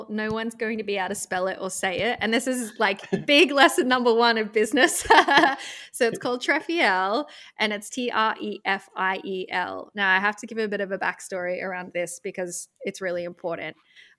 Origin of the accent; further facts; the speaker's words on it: Australia; it was a company in the US. I'm Australian and I didn't have to work in the US.